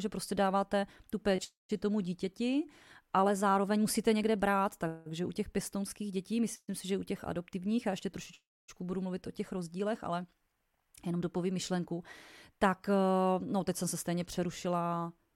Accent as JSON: {"language": "Czech", "region": "Vysočina Region", "country": "Czechia", "said": "u nás na Vysočině"}